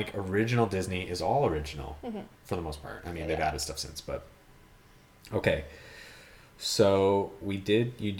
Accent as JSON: {"language": "English", "region": "Ontario", "country": "Canada", "said": "I'm from Ontario. We sound American."}